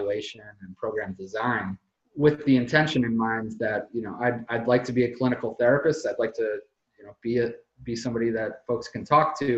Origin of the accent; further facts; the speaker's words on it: Philadelphia, Pennsylvania, United States; moved away as an adult; also born or lived in Pittsburgh, Pennsylvania / Albuquerque, New Mexico / Hawaii / New York City; now in Seward, Alaska, United States; I grew up in Philadelphia.